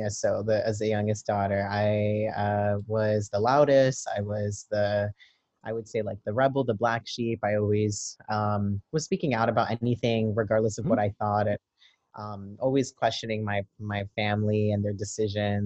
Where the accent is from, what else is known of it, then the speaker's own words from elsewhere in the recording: New York City, New York, United States; I am a Brooklyn native. I was born and raised in East New York in Brooklyn